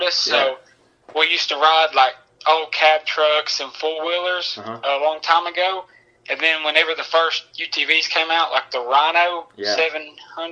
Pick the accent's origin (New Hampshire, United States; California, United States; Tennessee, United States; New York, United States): Tennessee, United States; Dunlap; It's a small town just north of Chattanooga, Tennessee. It's Dunlap, Tennessee.